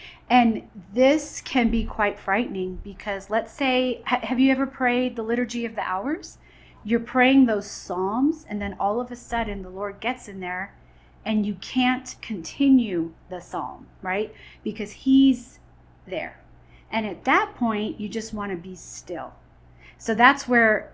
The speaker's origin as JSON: {"language": "English", "region": "New York", "country": "United States", "moved": "yes", "said": "I'm originally from New York"}